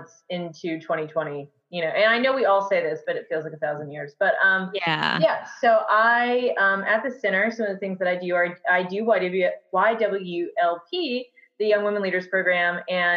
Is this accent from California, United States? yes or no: no; Auburn, Alabama, United States; I am from Auburn